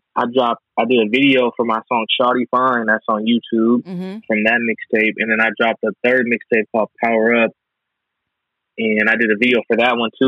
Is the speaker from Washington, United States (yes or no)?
yes; Seattle, Washington, United States; I'm from Seattle